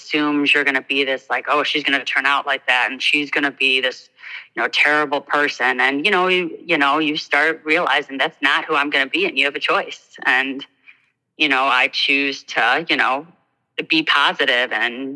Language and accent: English; Northbrook, Illinois, United States; I grew up in Northbrook, which is a, you know, hoity-toity, ritzy